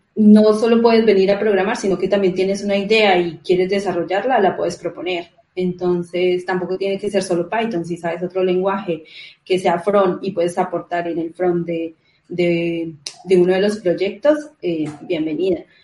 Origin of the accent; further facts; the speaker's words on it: Colombia; moved away as an adult; now in Spain; soy de Colombia, vivo en España hace tres años también